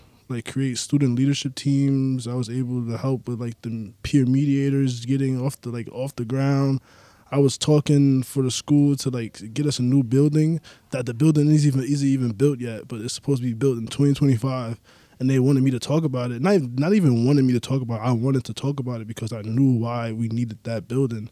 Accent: New York City, New York, United States; I'm from the Bronx

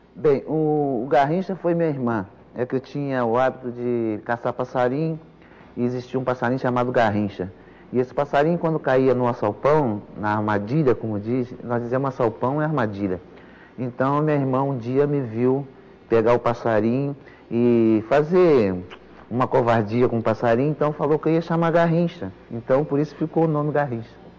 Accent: Pau Grande, Rio de Janeiro, Brazil; quando eu jogava lá na minha terra, em Pau Grande

